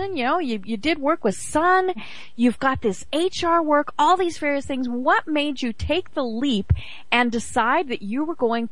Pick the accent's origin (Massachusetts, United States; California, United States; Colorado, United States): Colorado, United States; Walden; now in Georgia, United States; I am from Walden, Colorado